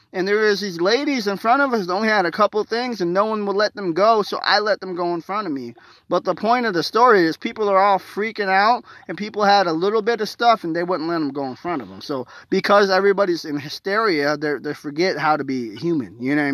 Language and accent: English; Indiana, United States; born or raised there; moved away